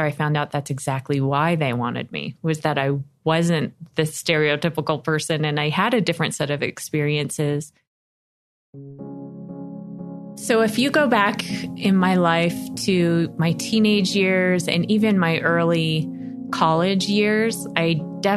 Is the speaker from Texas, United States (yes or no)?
no; Las Vegas, Nevada, United States; moved away as an adult; now in Buffalo, United States; I was from Las Vegas and I loved my crazy hometown.